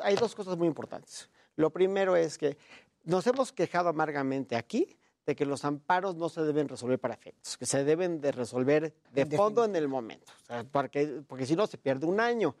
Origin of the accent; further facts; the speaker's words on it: Mexico; me congratulo como mexicano